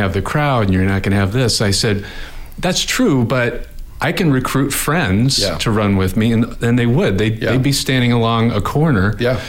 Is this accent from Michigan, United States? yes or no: no; Angola, Indiana, United States; moved away as an adult; now in Fort Wayne, United States; I grew up an hour north of here, so I was born in Angola